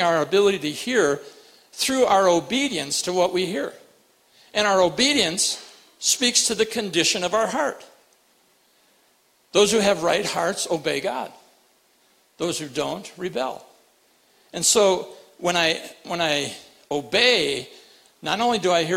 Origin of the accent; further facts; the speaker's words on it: Rapid City, South Dakota, United States; moved away; I grew up in Rapid City